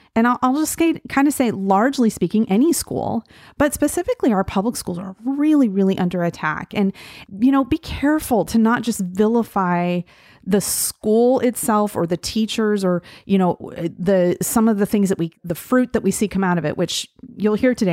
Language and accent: English; Gillette, Wyoming, United States; I grew up in Gillette, Wyoming